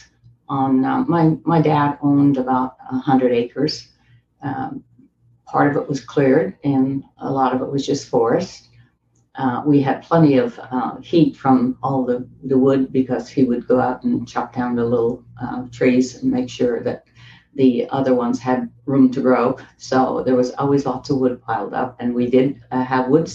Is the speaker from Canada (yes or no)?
yes; Newfoundland and Labrador, Canada; I was born in Newfoundland, Canada, and I was the last of a large family.